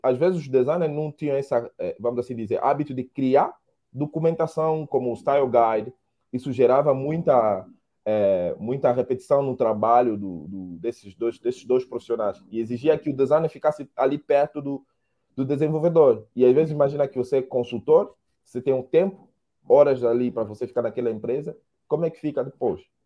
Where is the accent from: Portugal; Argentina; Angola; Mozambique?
Angola; moved away as an adult; now in Brazil; sou angolano, moro no Brasil já 10 anos